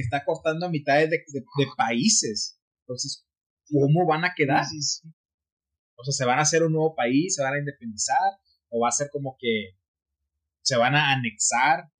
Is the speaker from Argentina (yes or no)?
no; United States; Y soy estadounidense.